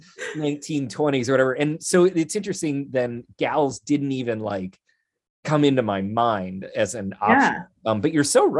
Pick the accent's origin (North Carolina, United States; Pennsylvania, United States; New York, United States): Pennsylvania, United States; Philadelphia; I'm from the East Coast.